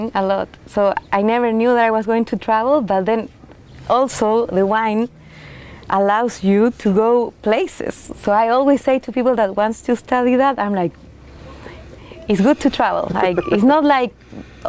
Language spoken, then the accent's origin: English; Chile; English is a second language; moved away as an adult; also born or lived in France / New Zealand; now in Oregon, United States; I'm from Chile too